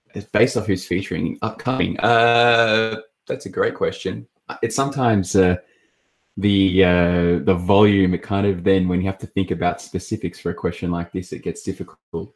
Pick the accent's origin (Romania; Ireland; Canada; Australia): Australia; I'm obviously from Australia